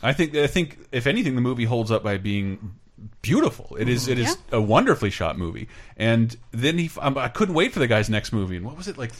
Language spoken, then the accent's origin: English; Tallahassee, Florida, United States; born or raised there; moved away